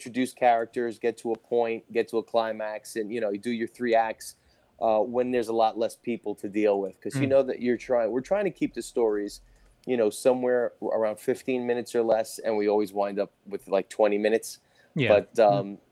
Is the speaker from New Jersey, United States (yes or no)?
yes; Jersey City, New Jersey, United States; I grew up in Jersey City, like five blocks away